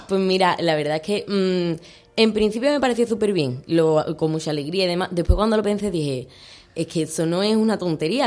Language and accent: Spanish; Utrera, Andalusia, Spain; me siento muy apoyada por mi pueblo